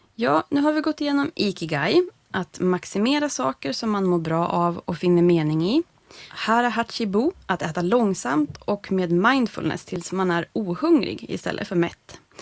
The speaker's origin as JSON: {"language": "Swedish", "country": "Sweden", "tie": "born or raised there", "said": "den här svenska glesbygden där jag växte upp"}